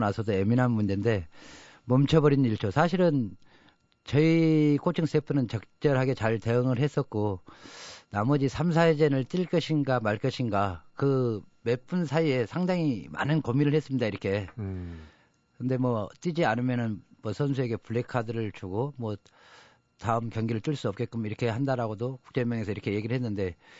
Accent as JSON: {"language": "Korean", "town": "Jangseong", "region": "South Jeolla", "country": "South Korea", "tie": "born or raised there", "moved": "yes", "lives_now": "Seoul, South Korea", "said": "우리 장성의 자랑이라고"}